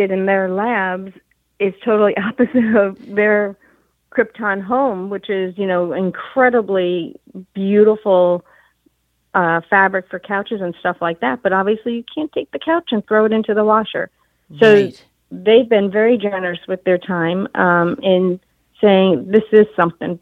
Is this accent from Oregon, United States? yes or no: no; New York, United States; New York, I'm a New Yorker, garment industry, and my dad had a showroom, 1407 Broadway